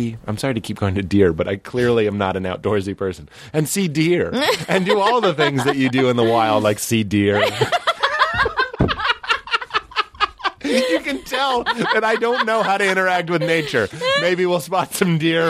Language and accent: English; Lexington, Massachusetts, United States; moved away; also born or lived in Sleepy Hollow; I grew up in Lexington, 02173